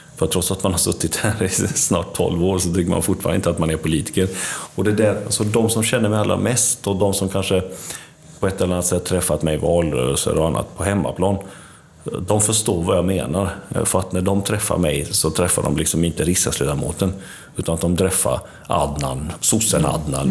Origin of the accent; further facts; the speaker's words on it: Varberg, Halland County, Sweden; also born or lived in Mitrovica, Kosovo / Tvåker; vuxit upp i Varberg och en liten by utanför som heter Tvåker